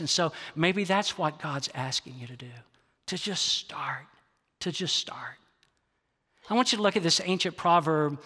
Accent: the South, United States; I grew up in the South

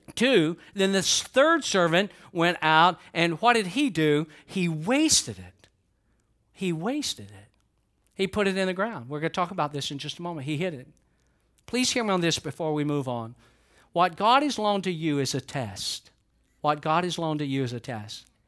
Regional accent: Georgia, United States; I'm from Georgia

